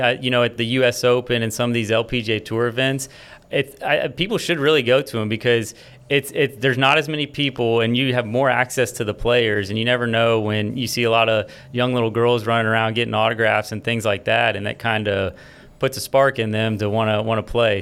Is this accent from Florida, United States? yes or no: yes; Florida, United States; now in Baton Rouge, United States; I was born and raised in Florida